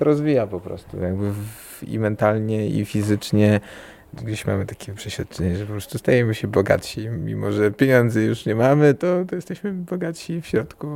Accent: Warsaw, Masovian Voivodeship, Poland; my jesteśmy, pochodzimy z Warszawy

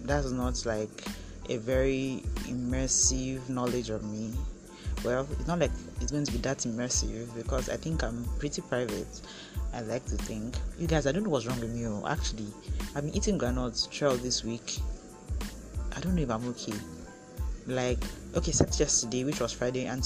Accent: Etinan, Akwa Ibom, Nigeria; moved away as an adult; also born or lived in Uyo, Nigeria; now in Abuja, Nigeria; I grew up in Akwa Ibom State. I grew up in Etinan.

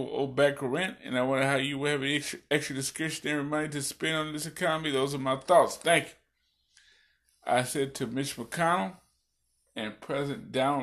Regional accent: Illinois, United States; my home state of Illinois.

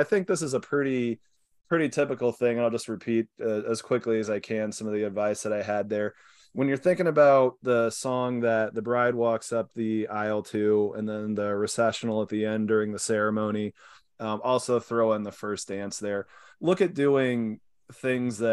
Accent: Kansas, United States; moved away; I'm from Kansas and wife is from San Diego. So we grabbed some of the wheat grain from the family farm

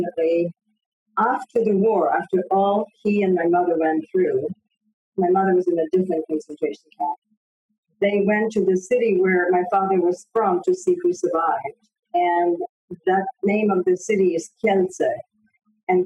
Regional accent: Paris, Île-de-France, France; also born or lived in Poland; now in United States; I was born in Poland after the war, of course, and we immigrated to France when I was 7 years old

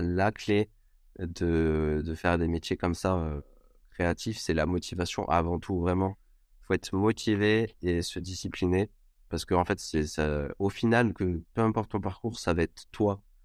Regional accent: Cannes, Provence-Alpes-Côte d'Azur, France; moved away as an adult; also born or lived in Montpellier; je viens de Cannes à la base

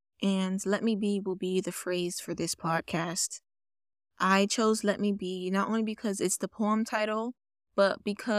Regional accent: Bronx, New York, United States; As I said, I am Jamaican. And if you don't know what that means Jamaican and American. My mom was born in Jamaica. I grew up with my mom's side of the family. And I was born here.

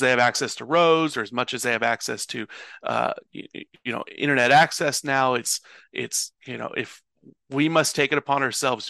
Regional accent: Louisville, Kentucky, United States; am originally born and raised in Louisville, Kentucky.

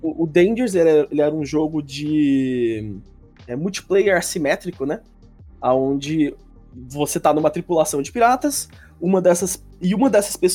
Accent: Americana, São Paulo, Brazil; Eu já sou de Americana mesmo. Nascido ah, daqui, sim, é, tô... Sou daqui.

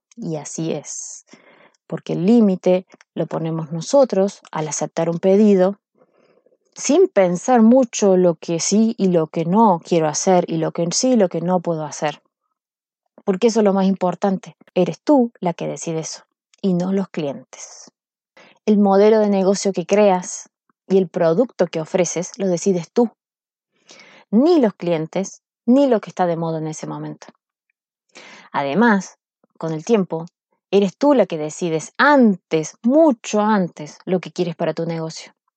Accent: Córdoba, Argentina; moved away as an adult; now in Chile; yo soy argentina, soy cordobesa. Córdoba es una ciudad

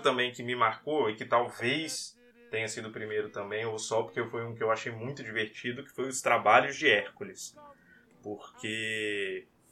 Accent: Vitória, Espírito Santo, Brazil; Eu sou de Vitória, Espírito Santo

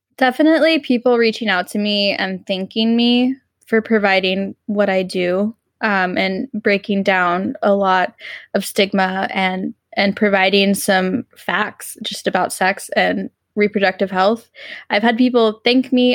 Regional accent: Texas, United States; I grew up in Texas

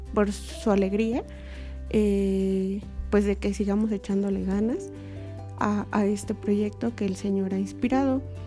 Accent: Toluca, State of Mexico, Mexico; Soy originaria de Toluca, Estado de México

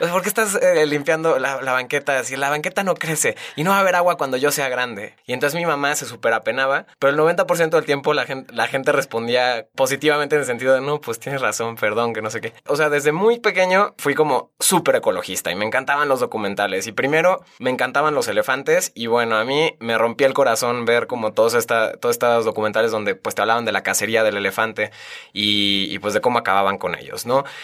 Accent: Guadalajara, Jalisco, Mexico; yo nací en Guadalajara

